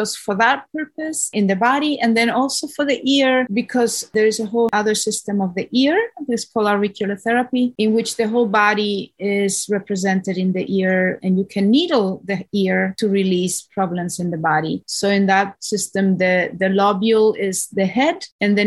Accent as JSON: {"language": "English", "country": "Spain", "moved": "as an adult", "lives_now": "Hawaii, United States", "said": "I'm from Spain"}